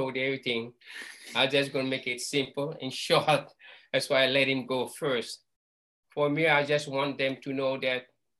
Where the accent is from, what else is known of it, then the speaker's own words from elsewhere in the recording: Hawaii, United States; That's all it is. We're Hawaiian. Will be the Hawaiian Kanakas.